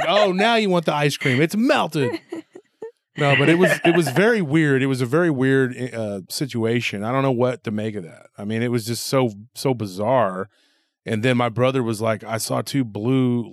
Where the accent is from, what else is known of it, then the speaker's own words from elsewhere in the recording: Texas, United States; I'm from Texas